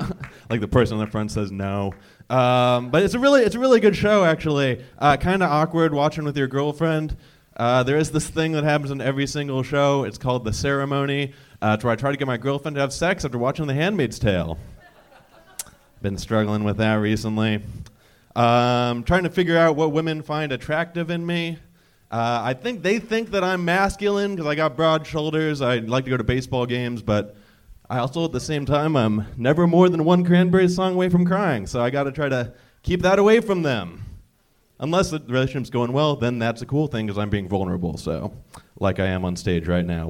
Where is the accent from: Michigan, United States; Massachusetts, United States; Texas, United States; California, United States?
California, United States; Southern; Here, Southern California